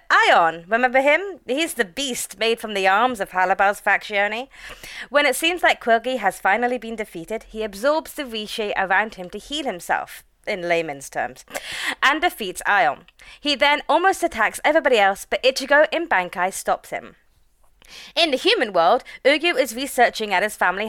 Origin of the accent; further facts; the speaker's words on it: United Kingdom; we're British